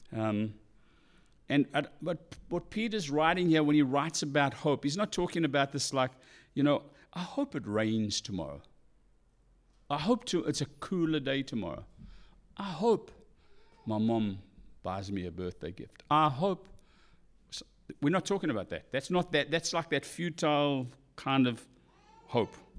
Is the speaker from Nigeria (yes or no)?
no; South Africa; moved away; I'm South African